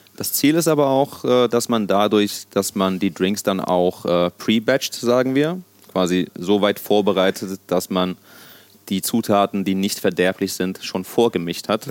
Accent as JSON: {"language": "German", "country": "Germany", "tie": "born or raised there", "also_born_or_lived": "Sicily, Italy", "first_language": "Sicilian", "said": "dass ich äh, mein ganzes Leben in Deutschland äh, verbracht habe und hier aufgewachsen bin, natürlich auch irgendwo Deutsch"}